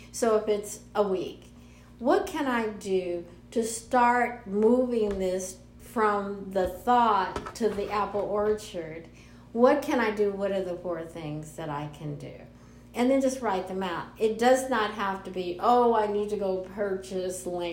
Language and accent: English; Los Angeles, California, United States; I'm from Los Angeles.